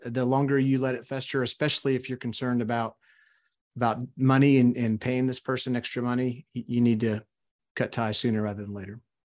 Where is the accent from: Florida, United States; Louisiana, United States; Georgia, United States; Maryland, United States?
Louisiana, United States; South; also born or lived in Arkansas; now in Texas, United States; I grew up in South Louisiana